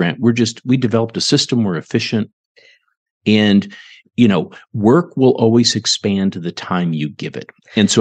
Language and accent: English; Ontario, Canada; now in Garland, United States; I grew up in Ontario, Canada, small town.